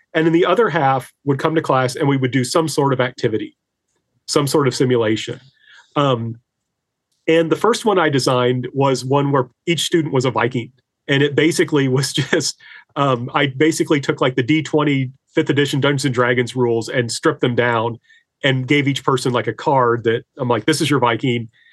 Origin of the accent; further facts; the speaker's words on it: Indiana, United States; now in Greenwood, United States; I'm originally from Indiana, but I now teach at Lander University in Greenwood, South Carolina